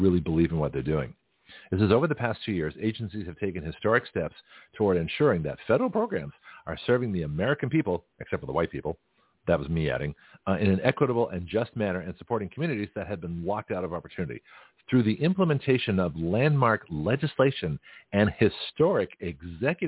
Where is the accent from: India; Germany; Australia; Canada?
Canada; now in Milton, United States; As a Canadian